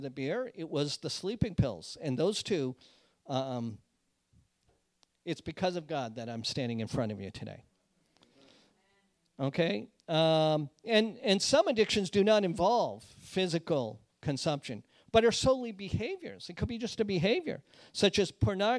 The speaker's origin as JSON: {"language": "English", "area": "outside of Boston", "region": "Massachusetts", "country": "United States", "tie": "born or raised there", "said": "the carpeted flooring of my house where I grew up in Boston"}